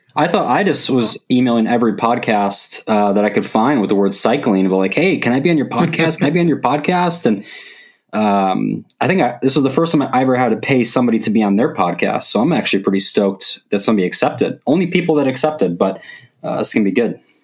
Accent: Wisconsin, United States; now in Madison, United States; when I got to move to Madison, because I'm from Wisconsin

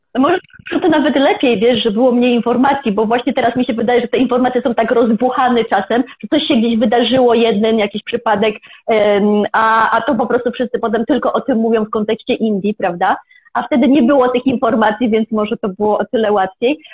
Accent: Kielce, Świętokrzyskie Voivodeship, Poland; moved away as an adult; also born or lived in Kraków / India; pochodzę z Kielc, więc z Kielc do Krakowa się przeprowadziłam

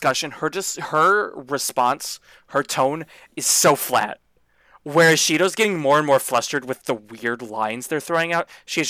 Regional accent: the South, United States; Okay, I'm from the South and moved north.

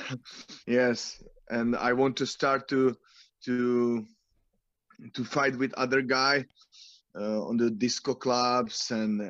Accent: Brno, South Moravian Region, Czechia; English is a second language; I'm from Brno

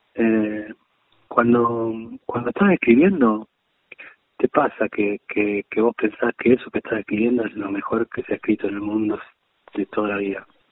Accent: Argentina

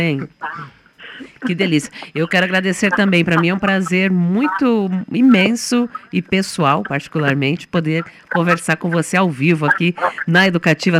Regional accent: southern Brazil, Brazil; da gente enquanto enquanto sulistas, enquanto brancos

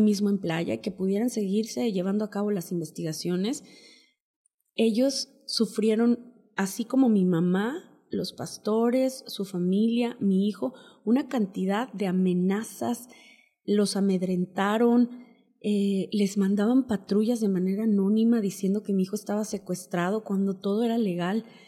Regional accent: Huasteca Potosina, San Luis Potosí, Mexico; moved away; Somos de origen náhuatl, somos de la Huasteca Potosina, somos una familia muy unida.

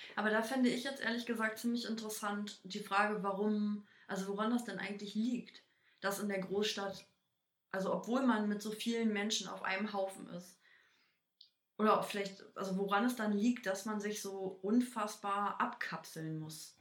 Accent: Berlin, Germany; Ja, aus Berlin.

